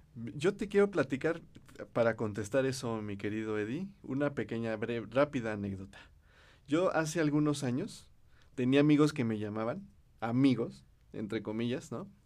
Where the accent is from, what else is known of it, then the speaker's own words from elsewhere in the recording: Cuautitlán Izcalli, State of Mexico, Mexico; primero fui director de un instituto de la juventud en Cuautitlán Izcalli, donde y, de donde yo soy.